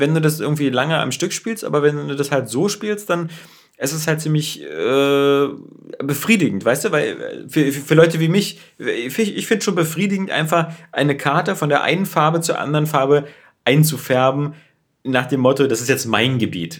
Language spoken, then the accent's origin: German; Berlin, Germany; bei uns in Berlin